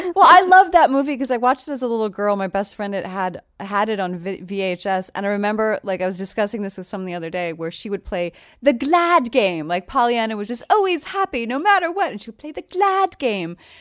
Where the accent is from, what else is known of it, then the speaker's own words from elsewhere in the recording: New York, United States; moved away; I'm from New York originally.